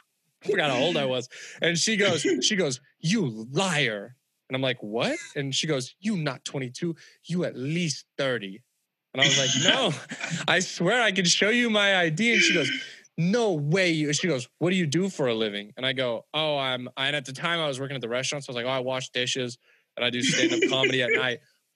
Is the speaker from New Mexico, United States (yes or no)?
no; California, United States; Because I'm white and I'm from California